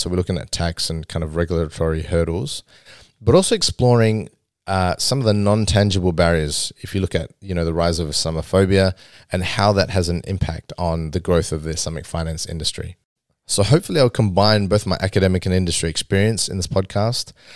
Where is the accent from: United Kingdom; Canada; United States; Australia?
Australia; growing up in Australia and growing up in the West